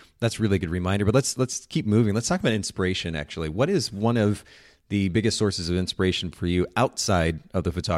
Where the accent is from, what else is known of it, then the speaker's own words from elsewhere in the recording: Japan; I grew up in Japan and we had these friends that would occasionally bring over fresh homemade bread.